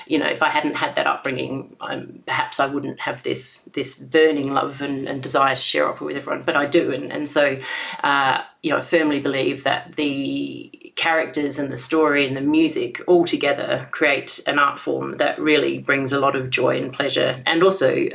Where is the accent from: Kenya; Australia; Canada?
Australia; when I was growing up in Australia